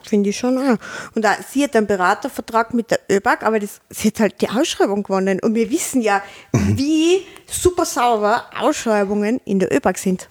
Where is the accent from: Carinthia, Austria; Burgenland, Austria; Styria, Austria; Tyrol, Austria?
Tyrol, Austria; als Tiroler